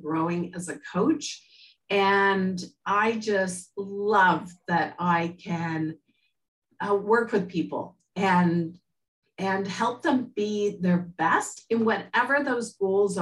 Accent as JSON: {"language": "English", "town": "Montreal", "region": "Quebec", "country": "Canada", "tie": "born or raised there", "said": "I was born in Montreal, and actually I was in the first French immersion class in the province"}